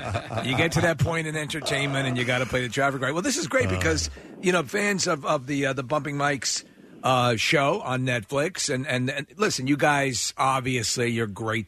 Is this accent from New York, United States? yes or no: yes; New York, United States; you know, I like the 4:30 movie growing up in New York.